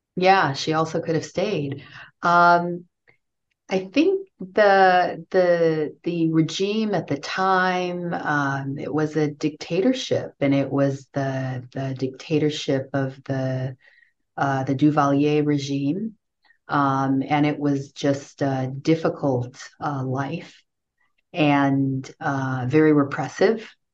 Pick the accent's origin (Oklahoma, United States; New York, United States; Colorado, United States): New York, United States; New York City; also born or lived in Haiti; i grew up in new york in brooklyn new york